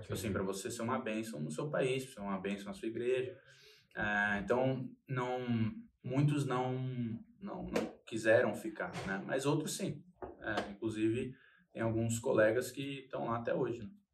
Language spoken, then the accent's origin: Portuguese; São Paulo, Brazil; eu sou de São Paulo